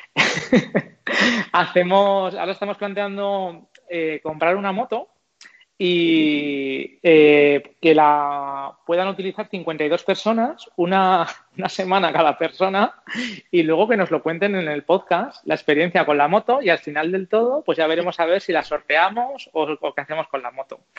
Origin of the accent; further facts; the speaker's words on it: Zaragoza, Aragon, Spain; soy de Zaragoza y por cercanía, pues no sé, Aragón